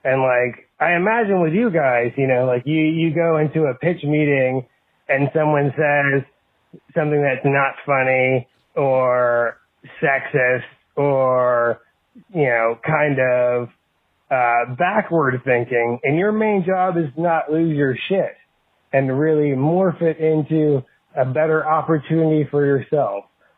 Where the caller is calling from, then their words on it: North Carolina, United States; I'm calling you from North Carolina.